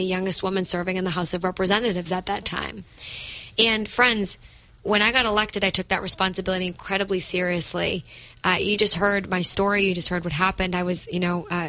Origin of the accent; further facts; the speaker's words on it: Methuen, Massachusetts, United States; also born or lived in Lawrence, Massachusetts; I was born to a 17-year-old single mother, grew up in the city of Methuen and Lawrence, housing insecure